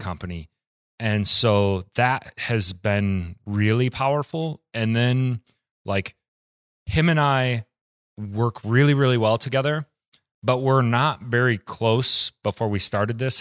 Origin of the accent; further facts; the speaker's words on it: Ann Arbor, Michigan, United States; moved away as an adult; now in Kalamazoo, United States; I'm from Ann Arbor